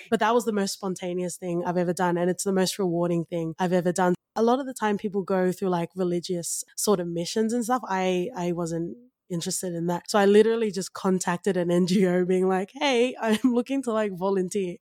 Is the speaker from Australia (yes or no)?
yes; Australia; I am of Tongan ethnicity, but I grew up in Australia